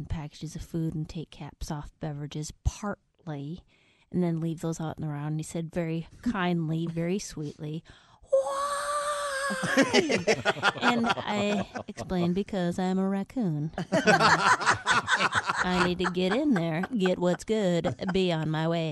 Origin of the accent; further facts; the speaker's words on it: Minnesota, United States; now in Los Angeles, United States; I'm from Minnesota